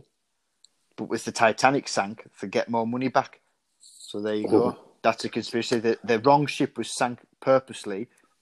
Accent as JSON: {"language": "English", "country": "United Kingdom", "said": "as British people"}